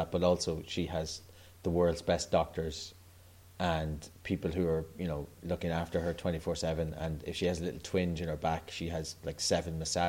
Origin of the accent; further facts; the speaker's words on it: Ireland; I'm 37 now, and there hasn't been a day where I have been aware of the Queen, and I'm Irish